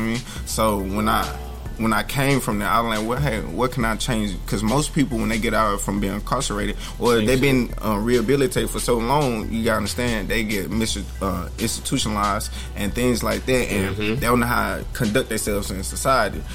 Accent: Alabama, United States; also born or lived in Memphis, Tennessee; I'm originally from Memphis, Tennessee. Um, I grew up in Alabama, so I'm a little cornbread fed

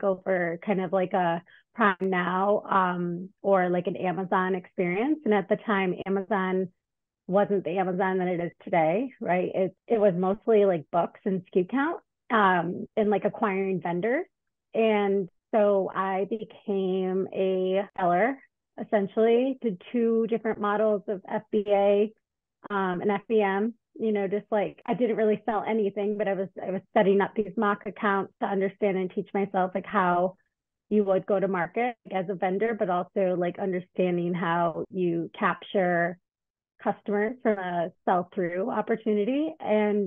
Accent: Detroit, Michigan, United States; moved away as an adult; also born or lived in Chicago; moved to Chicago because I'm from Detroit.

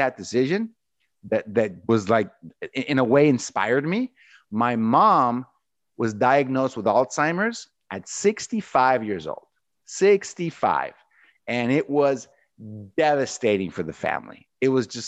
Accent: Mexico; moved away; Kid growing up in Mexico, going to a top university, making it to Microsoft

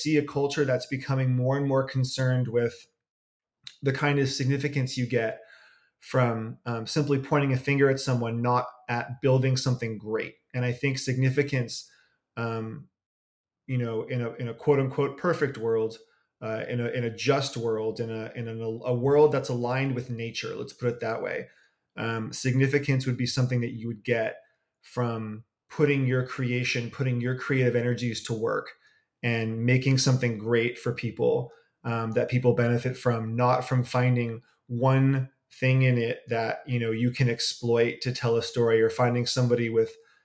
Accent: Berkeley, California, United States; I am from the San Francisco Bay Area. I am from Berkeley

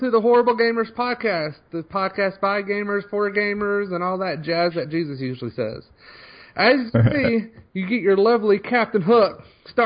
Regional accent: Tennessee, United States; I'm from Tennessee

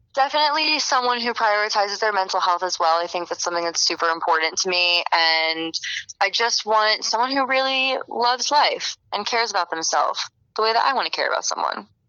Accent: Florida, United States; I'm from Florida

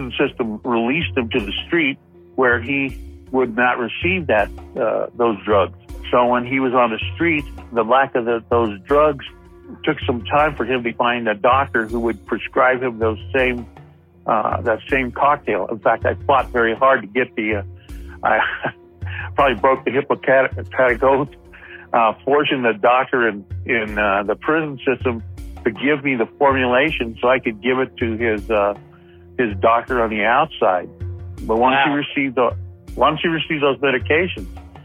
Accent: Compton, California, United States; I grew up in Compton.

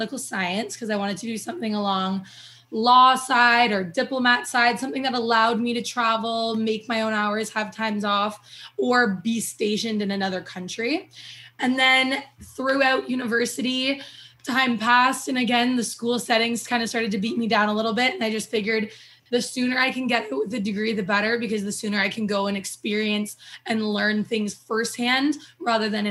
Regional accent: Toronto, Ontario, Canada; moved away as an adult; also born or lived in Alberta; I'm originally from Toronto, Ontario

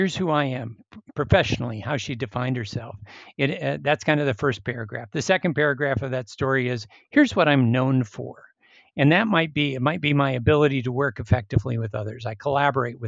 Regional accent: Minnesota, United States; I grew up in Minnesota

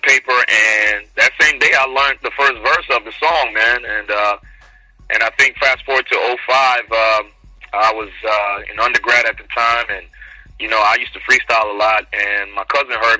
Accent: Nigeria; now in Houston, United States; born in Nigeria, raised there too

